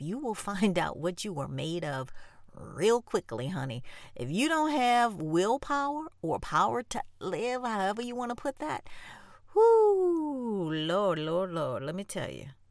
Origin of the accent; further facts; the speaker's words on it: New Orleans, Louisiana, United States; I'm from New Orleans